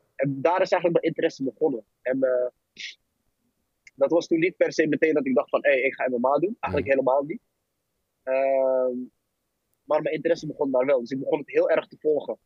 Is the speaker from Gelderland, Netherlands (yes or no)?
no; 's-Hertogenbosch, North Brabant, Netherlands; ik kwam uit Den Bosch, Ging daar naartoe, 15, 16 jaar